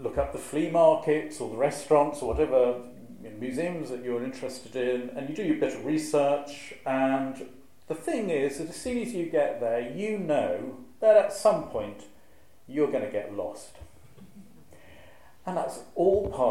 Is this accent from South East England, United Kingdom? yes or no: no; Shropshire, West Midlands, United Kingdom; moved away; I'm originally from Shropshire